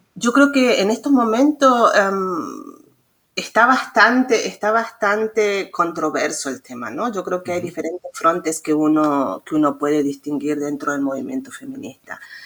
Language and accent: Spanish; Mendoza, Argentina; moved away as an adult; also born or lived in San Luis, Argentina; now in Leipzig, Germany; en Argentina, en mi ciudad natal, en Mendoza